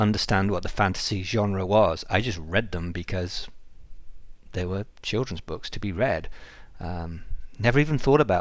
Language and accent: English; England, United Kingdom; moved away; I'm English